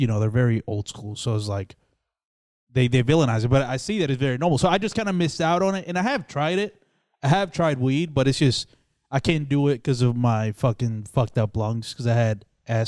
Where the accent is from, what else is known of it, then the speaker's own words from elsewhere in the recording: Dominican Republic; born there; Yeah, because I was born in the Dominican Republic.